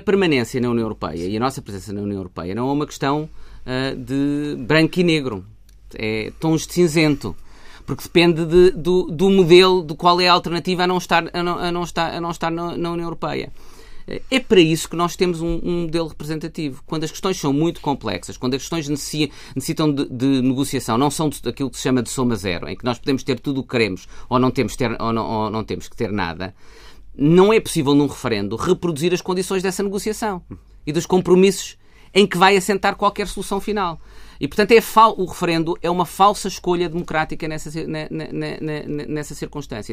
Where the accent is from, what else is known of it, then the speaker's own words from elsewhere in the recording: Portugal; enquanto portugueses